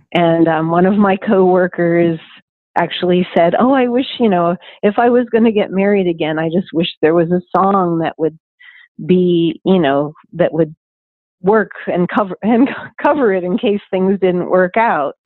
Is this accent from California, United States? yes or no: no; Pittsburgh, Pennsylvania, United States; moved away; also born or lived in New York City / Cleveland / France / Nashville; I grew up in Pittsburgh